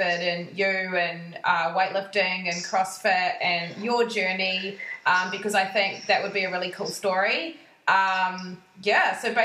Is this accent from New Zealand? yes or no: yes; New Zealand; now in Tasmania, Australia; being from New Zealand